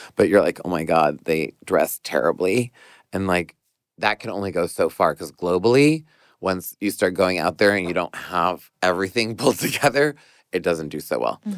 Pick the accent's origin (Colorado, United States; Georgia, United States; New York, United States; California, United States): New York, United States; as a New Yorker